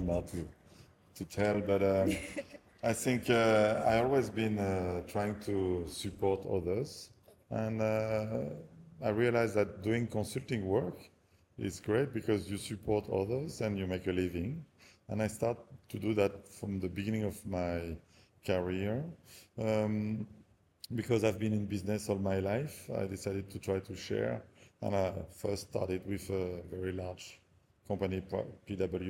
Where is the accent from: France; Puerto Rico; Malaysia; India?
France; moved away as an adult; now in Sri Lanka; I'm originally from France.